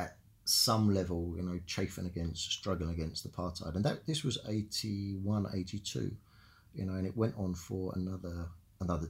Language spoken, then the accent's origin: English; London, United Kingdom; I was born and brought up in South London